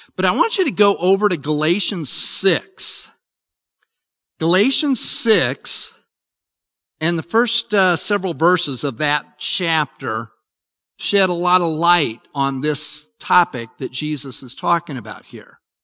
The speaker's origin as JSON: {"language": "English", "region": "Utah", "country": "United States", "tie": "born or raised there", "said": "I grew up in Utah"}